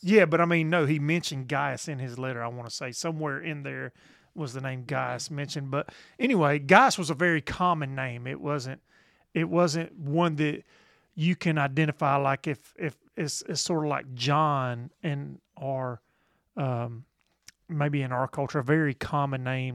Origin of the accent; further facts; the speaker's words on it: the South, United States; we're from the South